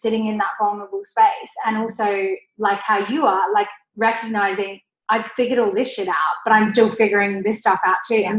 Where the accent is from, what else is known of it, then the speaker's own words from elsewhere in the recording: Australia; accent: Australian; I used to be very insecure that I had an Australian accent. And actually, my Australian accent isn't as Aussie as it was before